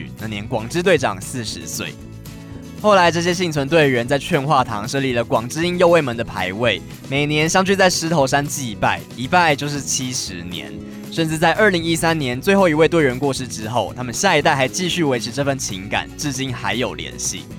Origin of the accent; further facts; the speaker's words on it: Taiwan; 我们台湾人